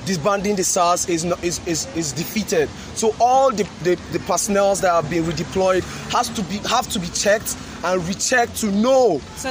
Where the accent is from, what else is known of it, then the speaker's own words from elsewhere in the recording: Nigeria; I'm a Nigerian and I'm a patriotic Nigerian.